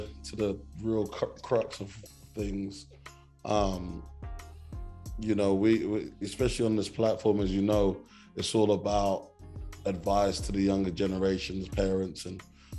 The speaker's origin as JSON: {"language": "English", "region": "London", "country": "United Kingdom", "said": "I'm from South London"}